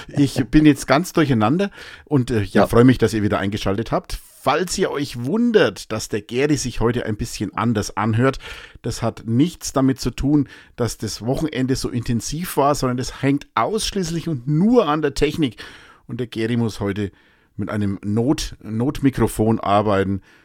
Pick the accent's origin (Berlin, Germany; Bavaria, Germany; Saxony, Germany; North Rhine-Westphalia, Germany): Bavaria, Germany; Münchberg; ich bin ja Münchberger, ne? Ich bin ja ursprünglich in Münchberg geboren, ich war ja immer in der Fledermaus